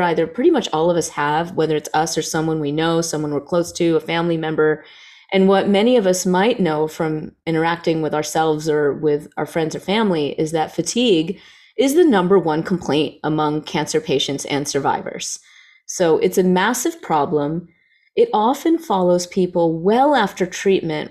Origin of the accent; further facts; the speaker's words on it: the South, United States; I grew up in the South